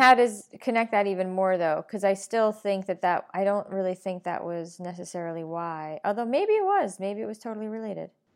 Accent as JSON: {"language": "English", "region": "New York", "country": "United States", "said": "I'm a New Yorker."}